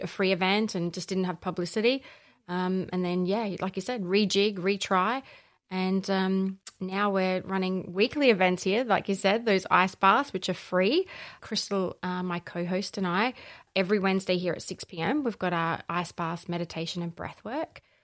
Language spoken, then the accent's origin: English; Allendale North, South Australia, Australia; also born or lived in northern suburbs, Adelaide / Gawler; I grew up in the Barossa, so just, uh, just past Kapunda in a little town called Allendale North.